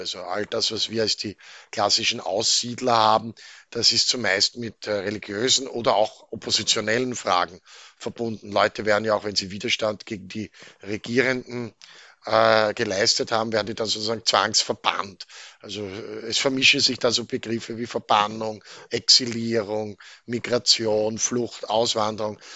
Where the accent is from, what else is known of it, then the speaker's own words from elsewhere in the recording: Austria; Wir sind als Österreicher